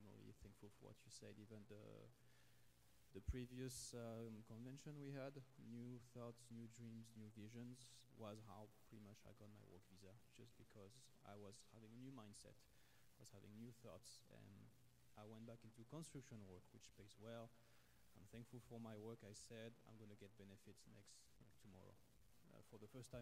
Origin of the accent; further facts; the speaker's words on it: France; moved away as an adult; now in Canada; I'm a foreigner. I'm from France originally, and I came back in Canada last year, end of 2022